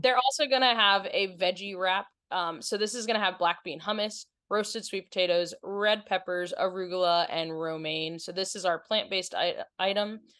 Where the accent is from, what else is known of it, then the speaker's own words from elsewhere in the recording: Maryland, United States; we're from Maryland